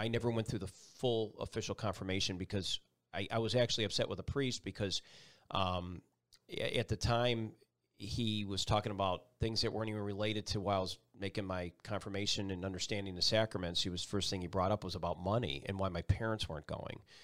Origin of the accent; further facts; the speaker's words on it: Buffalo, New York, United States; moved away as an adult; also born or lived in Binghamton, New York / North Carolina; Buffalo, New York, my hometown